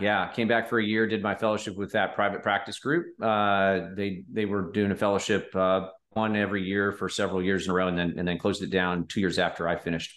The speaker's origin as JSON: {"language": "English", "town": "Omaha", "region": "Nebraska", "country": "United States", "tie": "born or raised there", "said": "I grew up in the Midwest in Omaha"}